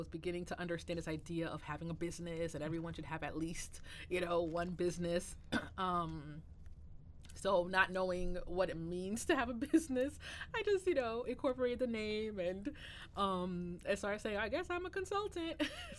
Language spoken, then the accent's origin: English; Bridgeport, Connecticut, United States; also born or lived in New York / Boston / Providence; I was born in New York, but raised in Connecticut, in Bridgeport, Connecticut. And, you know, went through schooling there. I was born to Haitian immigrant parents. So definitely have that kind of upbringing of very strict household